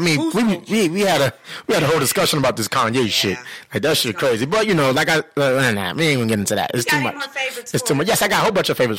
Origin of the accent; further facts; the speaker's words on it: New York City, New York, United States; I'm a family from Brooklyn, New York, so you know how we talk.